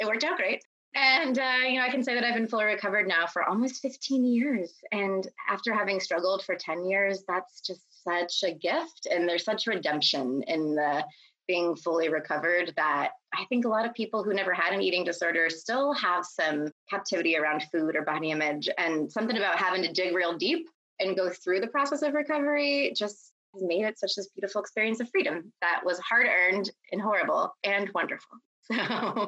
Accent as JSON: {"language": "English", "region": "Texas", "country": "United States", "tie": "born or raised there", "also_born_or_lived": "Pennsylvania", "said": "I moved against my will from Pennsylvania to Texas when I was 8 years old"}